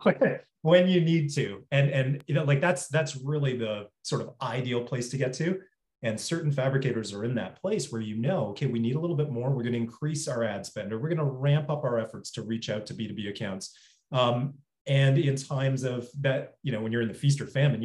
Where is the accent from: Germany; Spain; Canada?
Canada; Toronto, Ontario; moved away as an adult; also born or lived in New York; born and raised in Toronto. Spent most of my life there and then moved to New York for 7 years.